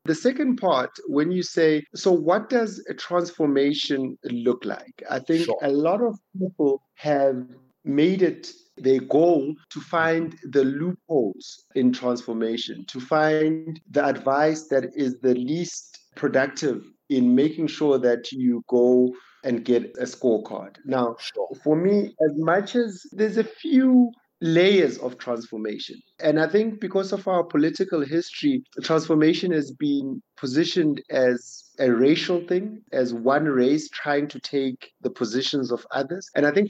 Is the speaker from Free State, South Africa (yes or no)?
no; Bryanston, Gauteng, South Africa; I'm a guy, I grew up in Bryanston, I live around Bryanston, I went to school up the road.